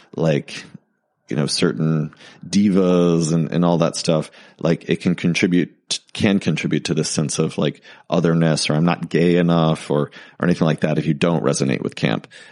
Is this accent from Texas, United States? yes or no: yes; Texas, United States; I grew up in Texas